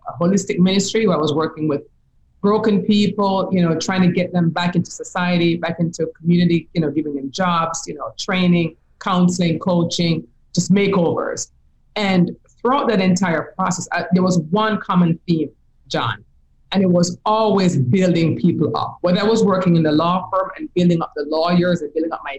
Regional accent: Jamaica; moved away; If you can hear my accent, you'll know I'm from Jamaica, right? I'm from the Caribbean.

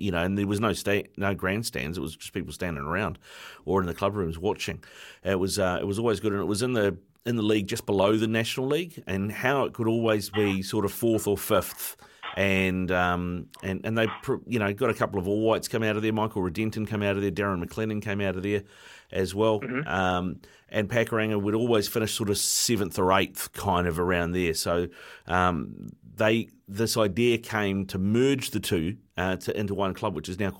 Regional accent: Auckland, New Zealand; I grew up out in East Auckland

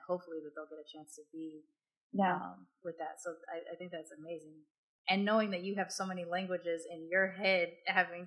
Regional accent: United States; first language English; I was born in America and English was my first language

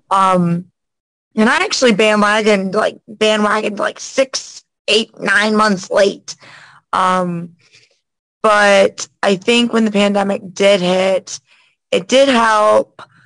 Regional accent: Winter Garden, Florida, United States; also born or lived in Daytona Beach; I'm originally from like Orlando area, West Orlando, um, Winter Garden to be exact

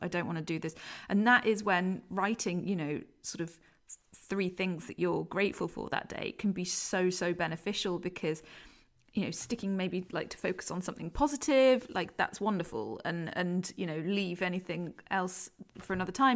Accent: London, United Kingdom; now in Leeds, United Kingdom; I'm come from, I don't know if you can tell by my accent, come from London

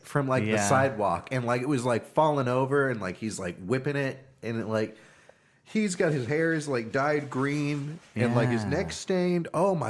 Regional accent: Compton, California, United States; No, I'm from Compton originally.

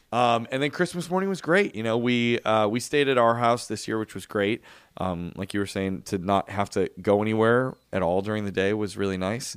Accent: Chicago, Illinois, United States; When I grew up in Chicago, the church that I went

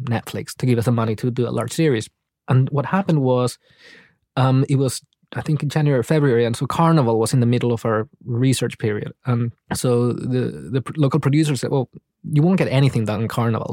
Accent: Paraguay; moved away; I was raised in Paraguay, but actually I was raised in this city, which is a border town

